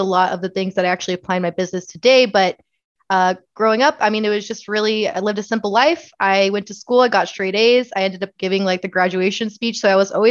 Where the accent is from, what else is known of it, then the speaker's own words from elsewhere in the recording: Laveen, Arizona, United States; also born or lived in Chandler, Arizona; I was born and raised in Levine, Arizona